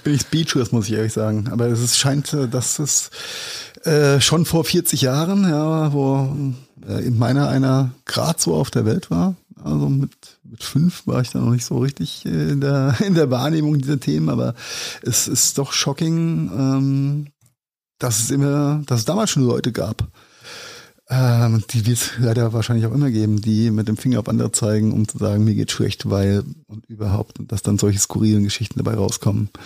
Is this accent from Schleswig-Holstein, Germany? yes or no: no; Rhenish Hesse, Rhineland-Palatinate, Germany; als Rheinhesse sagen mit angeborener SCH und CH-Schwäche